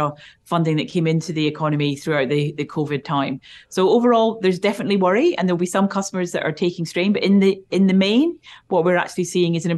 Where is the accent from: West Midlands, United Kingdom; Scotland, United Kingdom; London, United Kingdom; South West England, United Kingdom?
Scotland, United Kingdom; accent: Scottish; I am Scottish